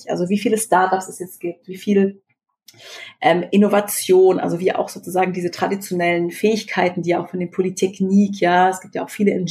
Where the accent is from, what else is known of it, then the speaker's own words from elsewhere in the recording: Baden-Württemberg, Germany; ich bin ja äh, groß geworden in Baden-Württemberg und ähm, in der Nähe von Karlsruhe.